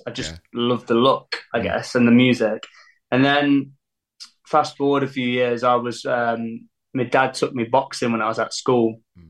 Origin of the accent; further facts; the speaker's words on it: Leicester, East Midlands, United Kingdom; Leicester. I'm still in Leicester.